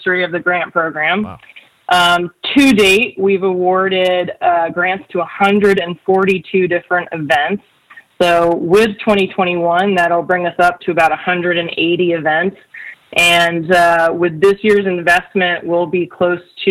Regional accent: Connecticut, United States; I grew up in Connecticut, so I'm a Giants fan

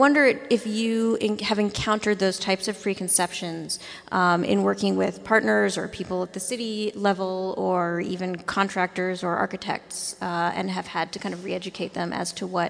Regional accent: New York, United States; I grew up in New York

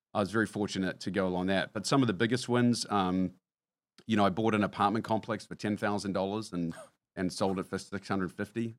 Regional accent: New Zealand; moved away as an adult; now in United States; having been born and raised in New Zealand

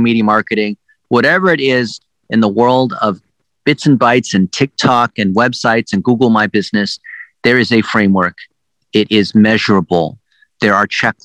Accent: United States; English is a second language; I'm an ABC, American born Chinese

